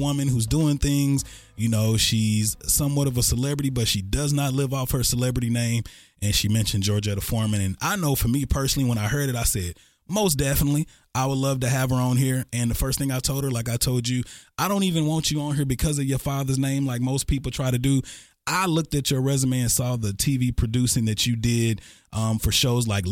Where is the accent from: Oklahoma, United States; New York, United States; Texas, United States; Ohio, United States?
Texas, United States